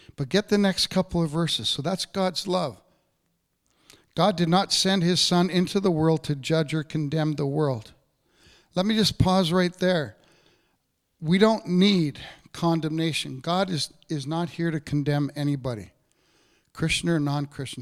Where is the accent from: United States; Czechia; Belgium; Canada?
Canada; I grew up in Cape Royal